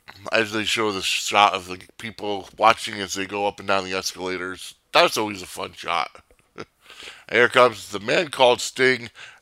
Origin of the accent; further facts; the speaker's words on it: Northeast, United States; growing up in the Northeast, we never had WCW syndicated shows.